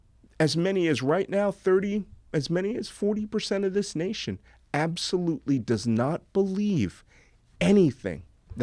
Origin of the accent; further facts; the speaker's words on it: Philadelphia, Pennsylvania, United States; born there; it's not the fact that I was born in a military hospital to a military family. It's the fact that I was born in Philadelphia.